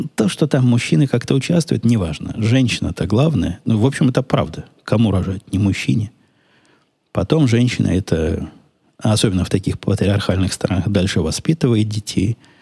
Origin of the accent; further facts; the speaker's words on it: Ukraine; also born or lived in Israel; now in United States; я же с Украины сам